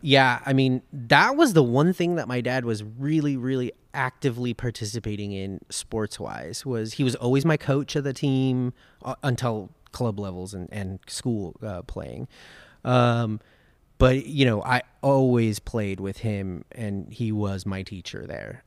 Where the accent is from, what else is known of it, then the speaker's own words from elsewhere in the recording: Los Angeles, California, United States; I grew up in Los Angeles. I was born and raised in Los Angeles